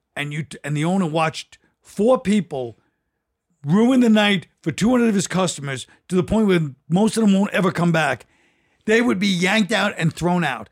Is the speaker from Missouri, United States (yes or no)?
no; New York, United States; because I'm from New York.